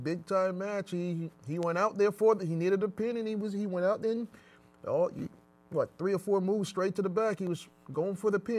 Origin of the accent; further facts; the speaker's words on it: Jamaica; I'm a Jamaican guy.